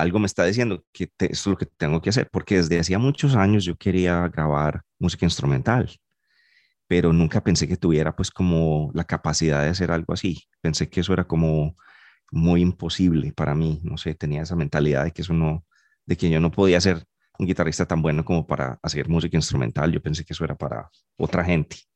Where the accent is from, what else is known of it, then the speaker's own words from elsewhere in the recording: Medellín, Antioquia, Colombia; moved away; soy de Medellín y he tocado guitarra toda la vida